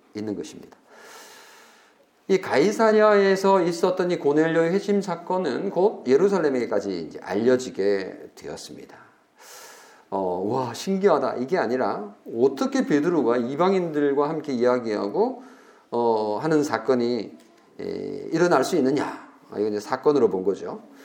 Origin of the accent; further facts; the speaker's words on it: South Korea; 우리가 한국인으로서요